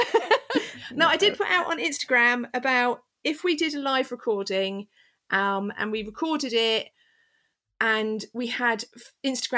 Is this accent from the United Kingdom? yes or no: yes; England, United Kingdom; I'm English.